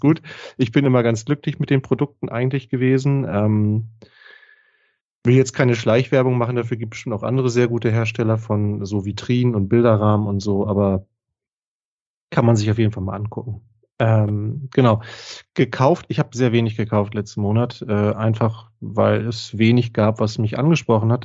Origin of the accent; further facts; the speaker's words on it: Northern Germany, Germany; hier bei uns in Norddeutschland